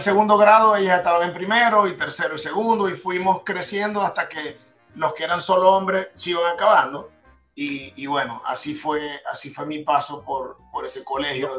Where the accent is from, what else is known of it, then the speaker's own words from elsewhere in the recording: Maracaibo, Zulia, Venezuela; moved away as an adult; also born or lived in Florida, United States; now in United States; todos los que somos maracuchos